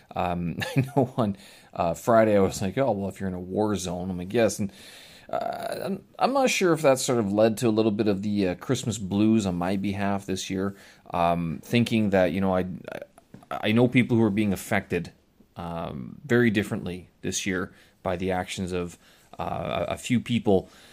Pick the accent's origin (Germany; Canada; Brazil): Canada; Winnipeg, Manitoba; moved away; Winnipeg, my hometown